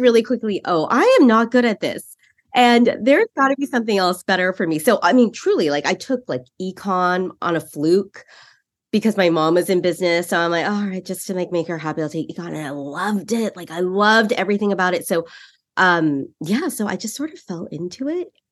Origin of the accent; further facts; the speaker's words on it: San Francisco Bay Area, California, United States; I grew up in the Bay Area